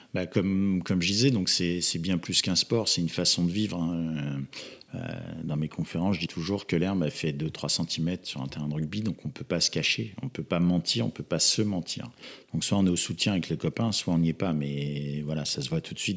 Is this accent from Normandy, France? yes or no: yes; Normandy, France; moved away; also born or lived in western Paris suburbs; je viens plutôt de la Normandie, il n'y avait pas, pas spécialement beaucoup de rugby là où j'étais. J'ai émigré en, en banlieue ouest parisienne